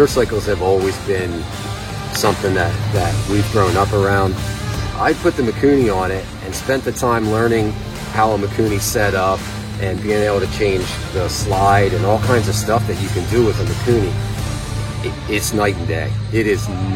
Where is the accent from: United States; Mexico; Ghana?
United States; Cherry Hill, Pennsylvania; I'm from Cherry Hill, Pennsylvania.